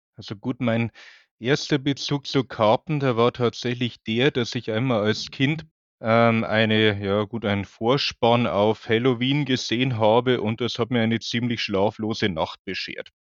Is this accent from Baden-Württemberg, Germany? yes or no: no; Bavaria, Germany; also born or lived in Munich; now in Hamburg, Germany; Ich bin, wie man vielleicht hört, Wahlhamburger. Ich bin eigentlich aus Bayern.